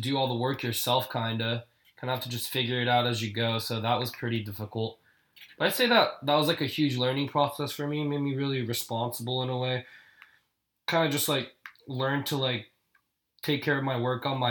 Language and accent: English; Irvine, California, United States; also born or lived in South Korea; being a Korean immigrant, growing up in Irvine